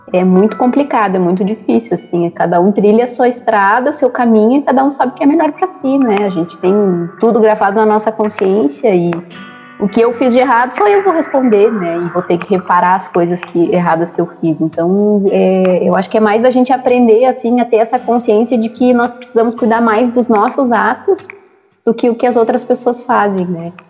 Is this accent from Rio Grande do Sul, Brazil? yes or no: yes; Bagé, Rio Grande do Sul, Brazil; do Sul, sou da cidade de Bagé, a gente costuma dizer que é o garrão do Rio Grande do Sul, porque é lá na fronteira com o Uruguai